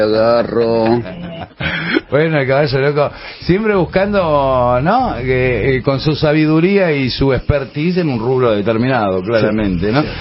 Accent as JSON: {"language": "Spanish", "region": "Buenos Aires", "country": "Argentina", "tie": "born or raised there", "said": "cuando yo era pibe, en los fichines, vos tenías los lugares... ¿Dónde? En Buenos Aires"}